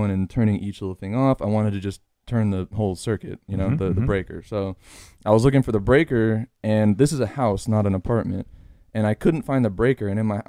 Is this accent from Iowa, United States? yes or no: no; Los Angeles, California, United States; moved away as an adult; now in Austin, United States; I come from Van Nuys, right? Which is, and I don't come from the good part of Van Nuys.